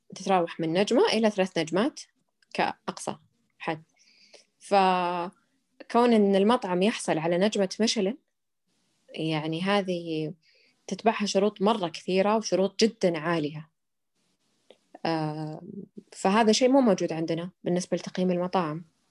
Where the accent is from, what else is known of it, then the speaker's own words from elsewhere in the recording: Saudi Arabia; عندنا بالسعوديه